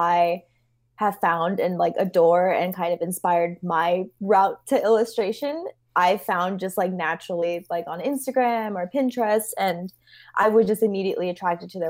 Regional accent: Los Angeles, California, United States; I grew up

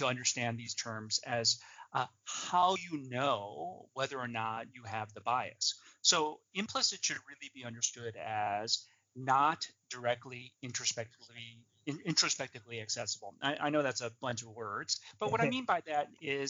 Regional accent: outside of Chicago, Illinois, United States; I grew up outside of Chicago, Illinois

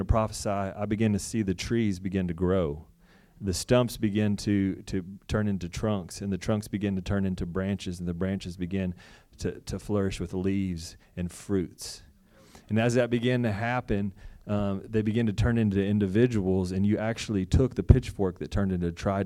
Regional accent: Texas, United States; moved away as an adult; from Texas

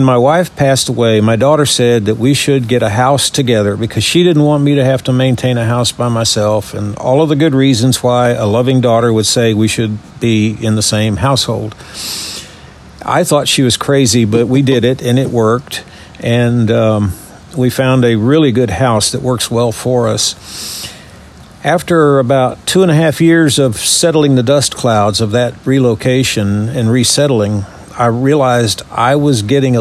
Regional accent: Louisiana, United States; moved away as an adult; also born or lived in Texas; now in Birmingham, United States; born and raised in Louisiana

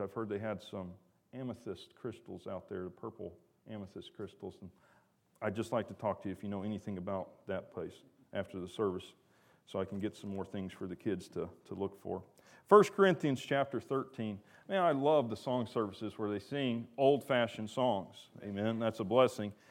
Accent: the South, United States; I'm from the South

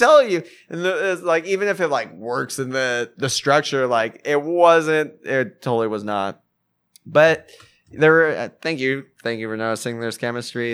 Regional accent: Fullerton, California, United States; also born or lived in New Jersey; I grew up in Fullerton.

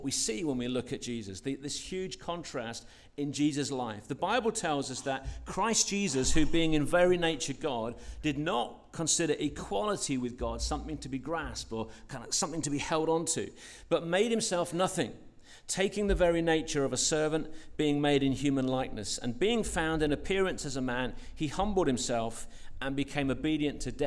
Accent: London, United Kingdom; I grew up in West London

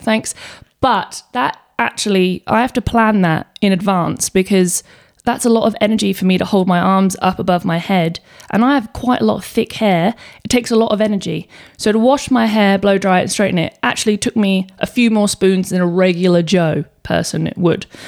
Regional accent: England, United Kingdom; now in Australia; I was born in England and I came to Australia ten years ago.

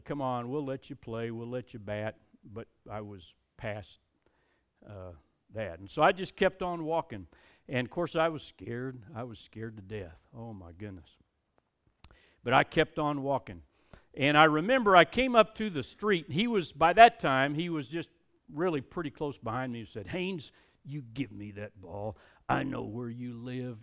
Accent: United States; I'm an American. I'm glad to be an American.

